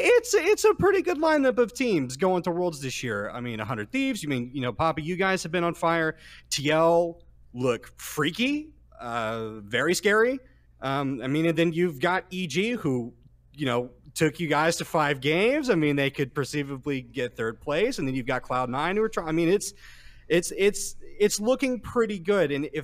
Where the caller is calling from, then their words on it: Houston, Texas, United States; I'm calling from Houston.